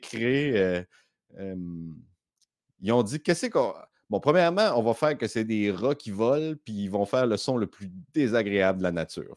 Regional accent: Baie-Comeau, Quebec, Canada; now in Montreal, Canada; je viens de la Côte-Nord

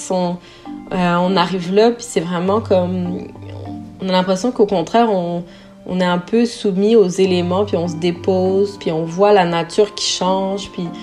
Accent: Sherbrooke, Quebec, Canada; moved away as an adult; also born or lived in Montreal; now in Nunavik, Canada; Ben moi, j'ai grandi à Sherbrooke, mais mon conjoint, il a vécu à Montréal toute sa vie

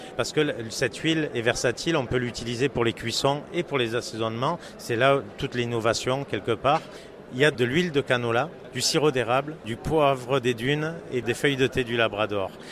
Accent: France; accent: French; moved away as an adult; now in Montreal, Canada; mes origines euh, et mon accent ne peuvent pas me trahir. Je suis d'origine française. Je viens de fêter hier mes 22 ans au Québec, 22 ans d'arrivée euh, au Canada.

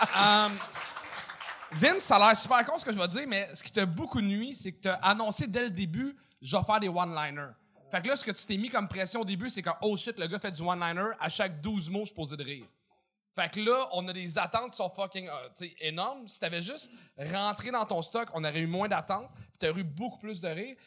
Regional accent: Montreal, Quebec, Canada; accent: Montreal; avec notre accent montréalais

